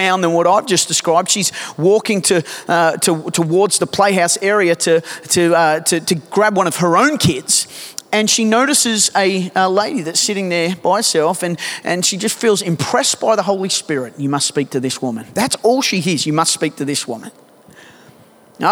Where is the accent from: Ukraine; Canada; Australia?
Australia